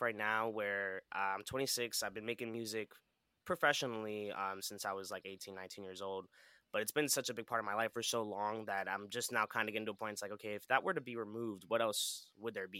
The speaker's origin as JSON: {"language": "English", "town": "New York City", "region": "New York", "country": "United States", "tie": "born or raised there", "also_born_or_lived": "Orlando, Florida", "moved": "yes", "lives_now": "South West Florida, United States", "said": "I grew up in New York"}